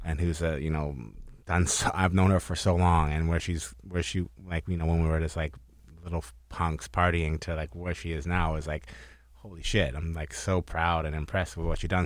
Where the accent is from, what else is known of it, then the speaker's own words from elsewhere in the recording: North Vancouver, British Columbia, Canada; I'm from North